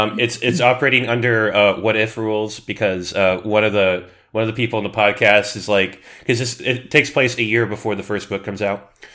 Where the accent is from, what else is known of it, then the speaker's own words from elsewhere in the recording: Southern California, United States; I'm born and raised in SoCal